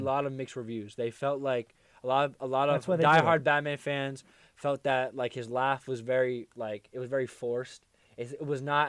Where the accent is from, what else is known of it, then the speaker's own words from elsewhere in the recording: Jersey City, New Jersey, United States; my hometown, Jersey City.